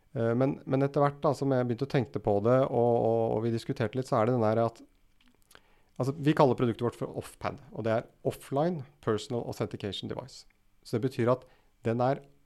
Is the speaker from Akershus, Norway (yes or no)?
yes; Rælingen, Akershus, Norway; now in Oslo, Norway; gutt fra Rælingen. bor nå i Oslo